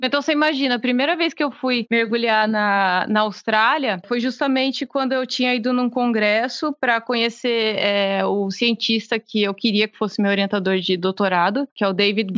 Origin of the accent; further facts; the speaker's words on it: interior of São Paulo, Brazil; eu morava no interior de São Paulo